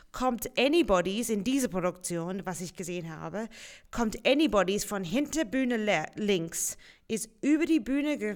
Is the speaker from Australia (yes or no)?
yes; Australia; first language English; German is a second language; moved away; Ja, ich komme aus Australien